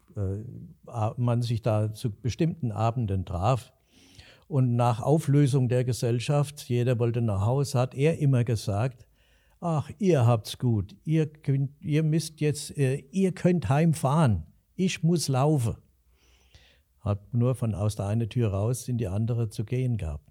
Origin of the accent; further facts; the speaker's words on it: Alsfeld, Hesse, Germany; ich bin in der unteren Fuldagasse aufgewachsen